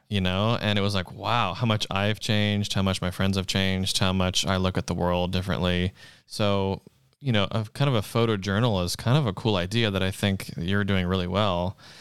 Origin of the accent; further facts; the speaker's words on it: Charleston, South Carolina, United States; moved away as an adult; now in Los Angeles, United States; I'm from South Carolina in Charleston